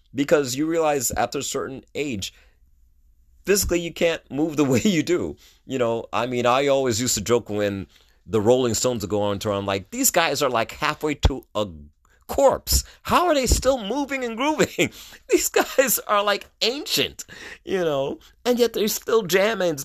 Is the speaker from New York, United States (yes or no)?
yes; New York City, New York, United States; moved away as an adult; also born or lived in Brooklyn, New York; I was born in Brooklyn, raised in Queens